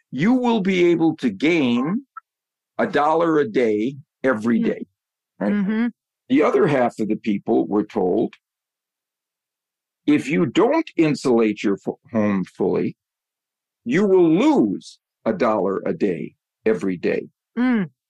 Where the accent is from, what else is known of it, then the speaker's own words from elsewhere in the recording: Wisconsin, United States; I grew up in Wisconsin, so my my NFL favorite team is the Green Bay Packers.